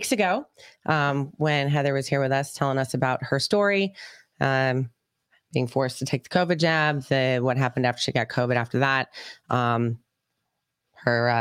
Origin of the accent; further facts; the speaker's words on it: Brookfield, Connecticut, United States; we grew up in Danbury, Brookfield, Connecticut, where I grew up